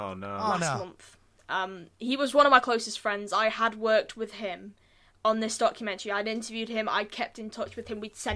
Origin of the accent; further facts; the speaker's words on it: United Kingdom; I'm British.